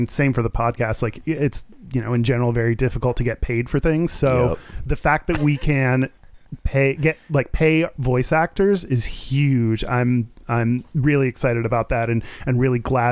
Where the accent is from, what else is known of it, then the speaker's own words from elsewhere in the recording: Katy, Texas, United States; moved away as an adult; also born or lived in Denver, Colorado / Maracaibo, Venezuela; now in Seattle, United States; moved to Katy, where I've lived until I graduated college